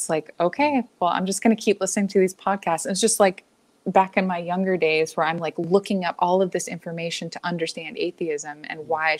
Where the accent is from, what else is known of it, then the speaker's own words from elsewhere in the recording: Alabama, United States; now in Seattle, United States; I came from Alabama, from a fairly liberal town there too. It was like a pretty blue part of the state.